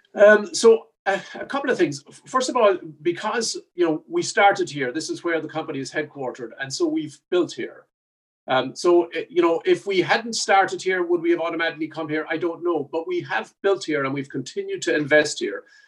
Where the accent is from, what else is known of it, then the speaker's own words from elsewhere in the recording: Ireland; now in Buffalo, United States; I'm Irish